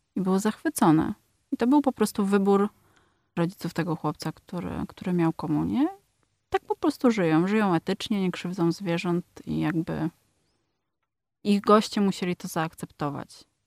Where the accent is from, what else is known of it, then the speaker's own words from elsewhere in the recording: Poland; przyjechałam z Polski